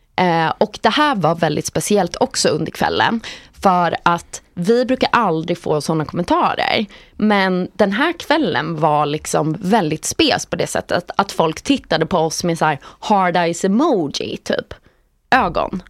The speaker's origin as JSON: {"language": "Swedish", "country": "Sweden", "said": "som svensk"}